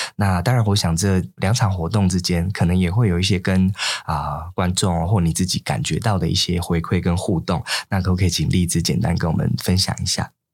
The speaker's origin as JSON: {"language": "Chinese", "country": "Taiwan", "said": "作为台湾人"}